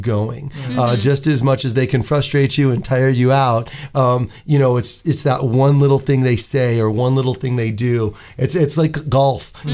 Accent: Buffalo, New York, United States; now in Las Vegas, United States; I'm from Buffalo, but I spent my high school years here at Chaparral High School, go Cowboys, UNLV

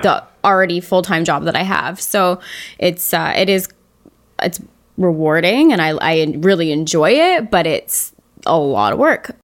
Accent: Canada; as a Canadian

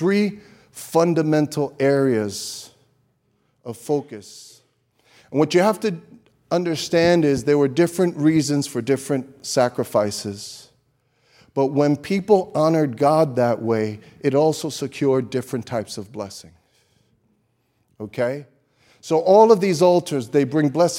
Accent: New York City, New York, United States; I grew up in Brooklyn

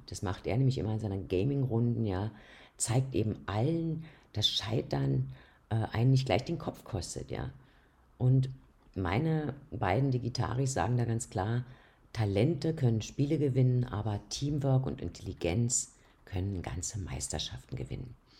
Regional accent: Austria; hier bei uns in Österreich

